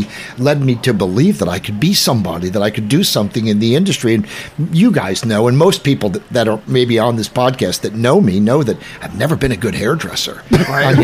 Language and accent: English; Jersey Shore, New Jersey, United States; I grew up in Jersey, on the Jersey Shore